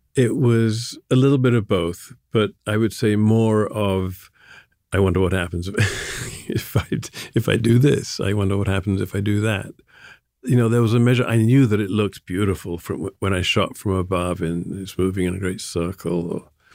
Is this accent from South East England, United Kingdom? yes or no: yes; Sussex, South East England, United Kingdom; also born or lived in London; now in New York, United States; I was born in London and I moved to Sussex when I was three or four